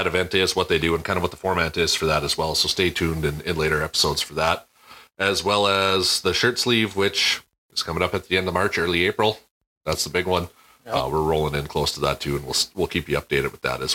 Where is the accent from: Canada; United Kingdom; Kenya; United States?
Canada; Me speaking as a Canadian